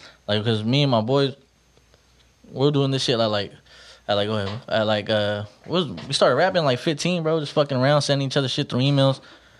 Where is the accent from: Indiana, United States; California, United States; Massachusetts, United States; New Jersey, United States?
California, United States; Stockton; Yeah, East. I grew up right there on Vine. Vine and Filbert right there. By Fillmore School, yeah. Grew up right there. That was my grandpa's house, you know.